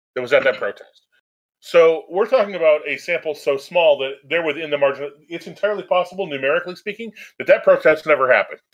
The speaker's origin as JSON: {"language": "English", "country": "United States"}